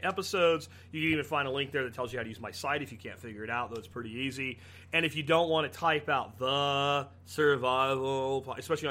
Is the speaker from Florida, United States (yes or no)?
yes; Jacksonville, Florida, United States; moved away; also born or lived in Pennsylvania; The places I grew up in Jacksonville